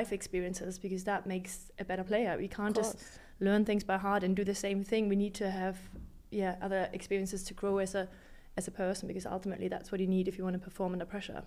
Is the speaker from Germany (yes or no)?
yes; Hamburg, Germany; I was from Hamburg